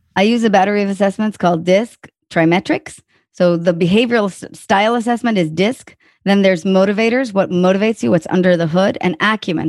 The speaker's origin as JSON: {"language": "English", "country": "Israel", "also_born_or_lived": "Tel Aviv / New York", "moved": "yes", "lives_now": "Austin, United States", "said": "I'm from Israel"}